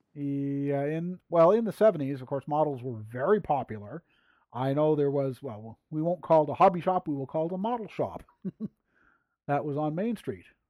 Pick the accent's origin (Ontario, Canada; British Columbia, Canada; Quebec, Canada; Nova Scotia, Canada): Quebec, Canada; Sherbrooke; first language English; I am English and French Canada